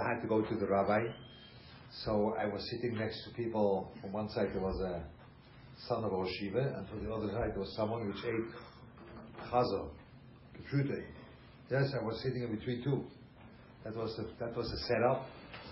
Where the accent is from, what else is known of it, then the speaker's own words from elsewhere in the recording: Switzerland; English is a second language; moved away; I grew up in Switzerland